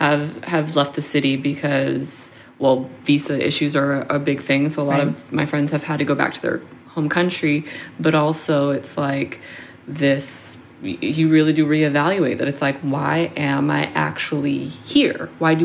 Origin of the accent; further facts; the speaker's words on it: Seattle, Washington, United States; because I grew up in Seattle, so I'm used to it.